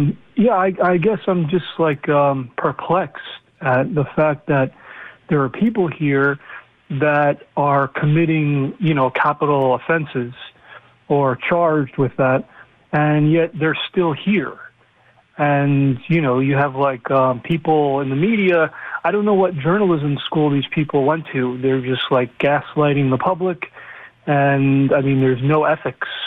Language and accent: English; Long Island, New York, United States; moved away as an adult; also born or lived in Queens; I'm from Long Island, so I got here 6 years ago.